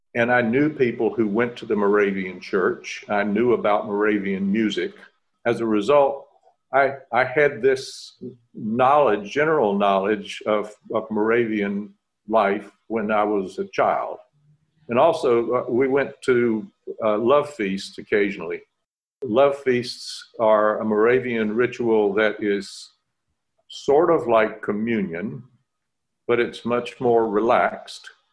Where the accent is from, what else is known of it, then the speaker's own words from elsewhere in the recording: Winston-Salem, North Carolina, United States; I grew up outside of Winston-Salem.